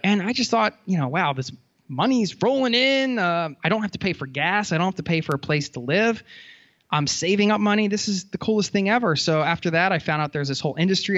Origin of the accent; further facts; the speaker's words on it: outside of Philadelphia, Pennsylvania, United States; I grew up outside of Philadelphia